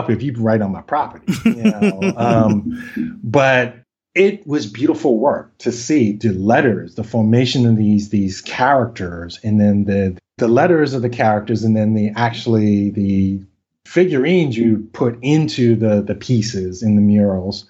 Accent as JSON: {"language": "English", "town": "New York City", "region": "New York", "country": "United States", "tie": "born or raised there", "accent": "Brooklyn", "said": "I'm born and raised in New York, specifically Brooklyn"}